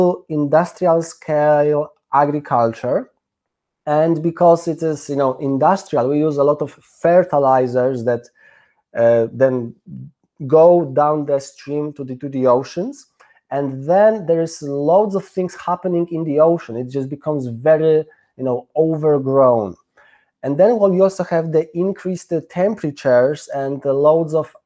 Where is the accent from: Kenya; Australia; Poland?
Poland; now in London, United Kingdom; I am from Poland. I live in London